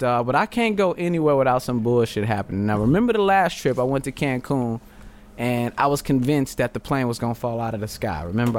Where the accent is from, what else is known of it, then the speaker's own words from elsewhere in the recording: Texas, United States; I'm from Texas, ninja. It get hectic.